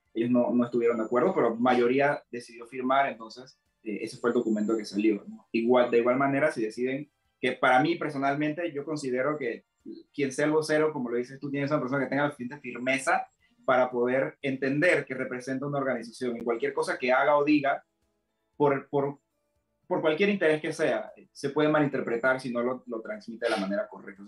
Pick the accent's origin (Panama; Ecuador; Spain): Panama; Santiago de Veraguas, Veraguas; Yo quiero felicitar a mi pueblo felicitar a Santiago de Veraguas